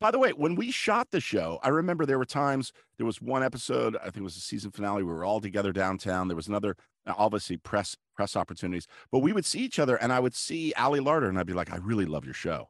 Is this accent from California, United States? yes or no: yes; Los Angeles, California, United States; growing up in Los Angeles